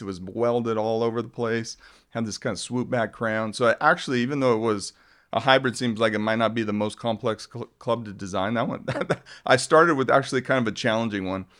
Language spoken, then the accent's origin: English; Globe, Arizona, United States; I grew up in Globe, Arizona, which is a mining town